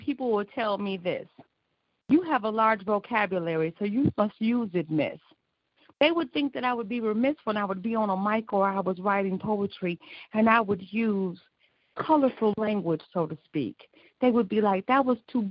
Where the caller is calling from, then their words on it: Joliet, Illinois, United States; I'm calling from Joliet, Illinois